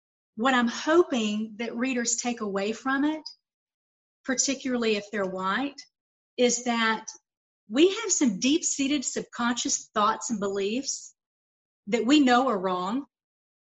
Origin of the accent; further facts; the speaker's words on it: Lawrenceville, Georgia, United States; moved away as an adult; also born or lived in Atlanta, Georgia / Savannah, Georgia; now in Las Vegas, United States; I was born and raised in Georgia